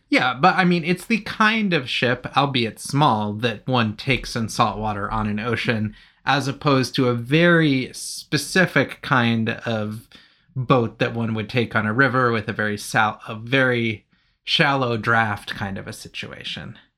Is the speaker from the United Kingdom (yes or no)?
yes; United Kingdom; I'm British